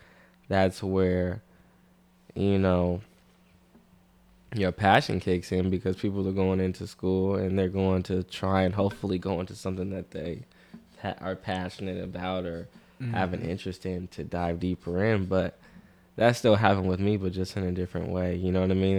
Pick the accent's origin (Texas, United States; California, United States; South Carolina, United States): California, United States; Vallejo; I'm from Vallejo. I'm 23.